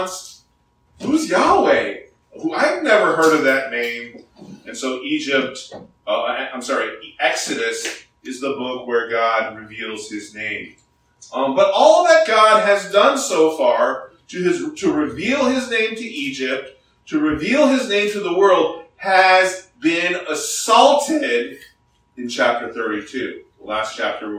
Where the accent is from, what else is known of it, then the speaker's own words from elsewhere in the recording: South Korea; now in United States; I grew up in Korea in high school